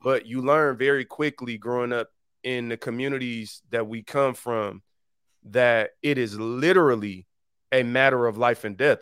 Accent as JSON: {"language": "English", "town": "Detroit", "region": "Michigan", "country": "United States", "tie": "born or raised there", "said": "I'm from the east side"}